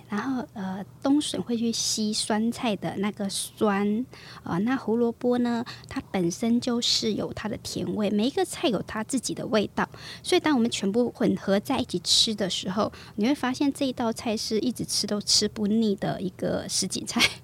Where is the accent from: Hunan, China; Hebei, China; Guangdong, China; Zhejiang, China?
Guangdong, China; Meizhou; moved away as an adult; also born or lived in Banqiao, Taiwan; now in Hualien, Taiwan; 我是出生于广东梅县，也是在广东梅县生长，啊，后来才嫁到台湾，现在嫁来台湾应该有二十几年了